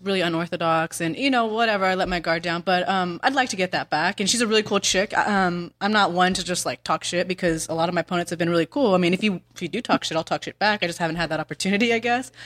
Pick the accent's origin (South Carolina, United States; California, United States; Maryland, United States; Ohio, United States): California, United States; Northern; in high school, I'm from Northern California. I wrestled uh, on a boys team called um, at Ukiah High